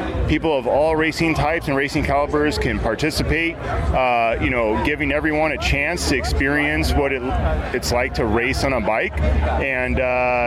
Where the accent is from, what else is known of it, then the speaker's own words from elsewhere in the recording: Des Moines, Iowa, United States; I'm from Des Moines, Iowa.